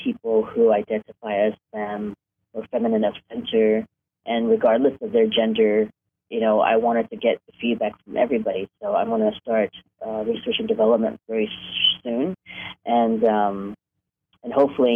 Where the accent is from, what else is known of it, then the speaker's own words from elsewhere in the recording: New York, United States; moved away as an adult; also born or lived in Hong Kong; now in Los Angeles, United States; I grew up in New York. I was born in Hong Kong, but I grew up in New York